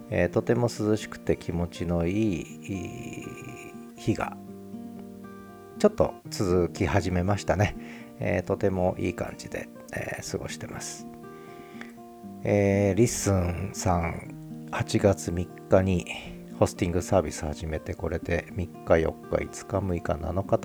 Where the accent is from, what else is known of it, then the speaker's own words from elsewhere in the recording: Kanagawa, Japan; moved away as an adult; also born or lived in Tokyo / Tochigi / Nagoya; now in Sapporo, Japan; 私はもともと関東の生まれ東京で生まれて神奈川栃木で育ってそれから学生時代から名古屋に行って名古屋に結構長いこと住んでたんですね30年以上住んででたまたまあの仕事の関係で札幌に7年前に来て